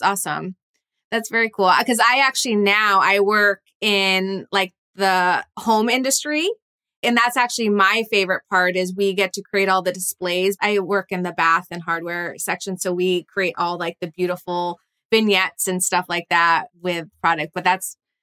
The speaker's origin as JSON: {"language": "English", "region": "East Coast", "country": "United States", "moved": "as an adult", "lives_now": "California, United States", "said": "I'm actually from the East Coast originally"}